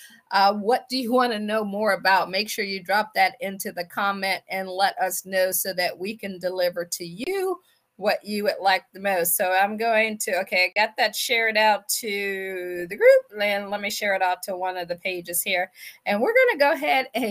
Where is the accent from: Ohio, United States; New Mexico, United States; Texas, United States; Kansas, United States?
Ohio, United States; Akron; moved away as an adult; also born or lived in Washington, D.C. / Baltimore / Boston / Pittsburgh; I am from Akron, Ohio.